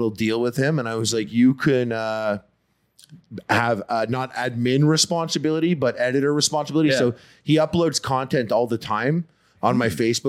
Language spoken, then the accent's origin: English; Montreal, Quebec, Canada; I'm from Montreal.